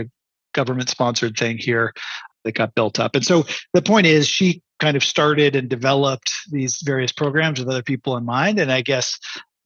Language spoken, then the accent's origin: English; Canada; I'm a Canadian